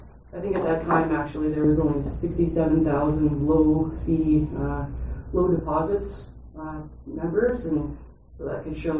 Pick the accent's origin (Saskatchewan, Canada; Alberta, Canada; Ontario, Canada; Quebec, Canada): Alberta, Canada; Grand Prairie; We're from Grand Prairie